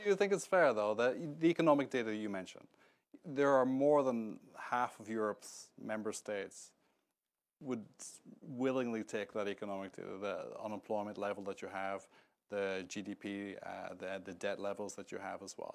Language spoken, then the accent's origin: English; Northern Ireland, United Kingdom; now in Washington, United States; I come from the north of Ireland as well